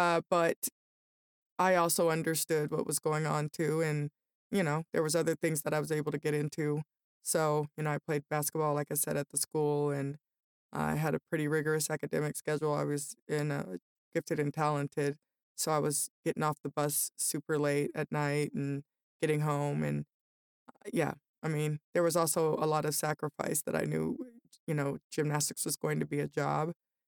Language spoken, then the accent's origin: English; Denver, Colorado, United States; also born or lived in Las Vegas / Aurora; I grew up in Denver. My kindergarten and first grade, we lived in Las Vegas, and I went to the same school.